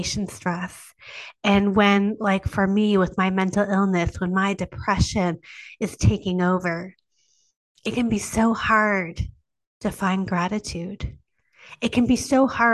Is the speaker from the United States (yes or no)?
no; Canada; I am Canadian